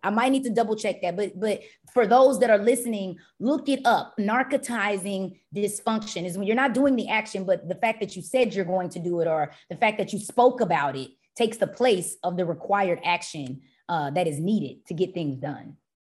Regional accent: Dallas, Texas, United States; also born or lived in Tyler, Texas / Urbana-Champaign, Illinois; I was born and raised in Dallas, Texas

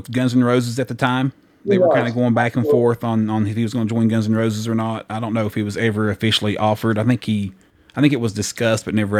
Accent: the South, United States; I'm from the South, yeah.

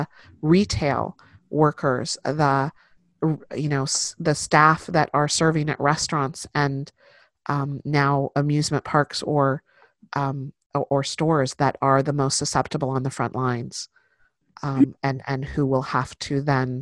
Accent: Central Valley, California, United States; I was born and raised in the Central Valley of the state

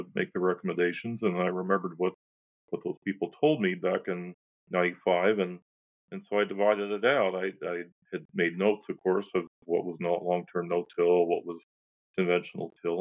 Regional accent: Illinois, United States; now in North Dakota, United States; I'm from Illinois, I'm a corn and soybean guy.

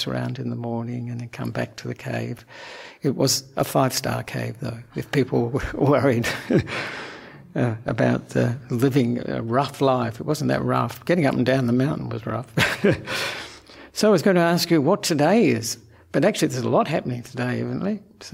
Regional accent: Perth, Western Australia, Australia; also born or lived in Sri Lanka; now in Melbourne, Australia; I'm an Australian monk who was born in Perth

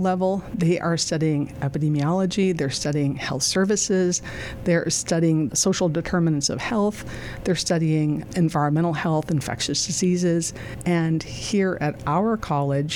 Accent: Highgate, Vermont, United States; moved away; growing up in Vermont

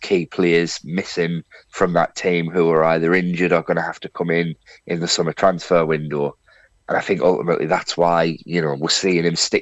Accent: Sunderland, North East England, United Kingdom; my mum and dad moved up to Sunderland before I was born, and that's why I'm actually from Sunderland

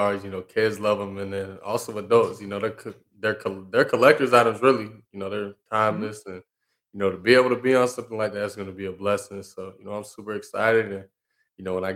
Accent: Georgia, United States; being in Georgia, you know, growing up in Georgia

